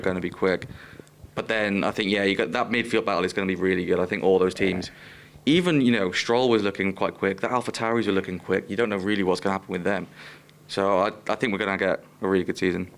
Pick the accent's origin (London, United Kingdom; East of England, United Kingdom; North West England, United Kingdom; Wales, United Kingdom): Wales, United Kingdom; Welsh; I'm Welsh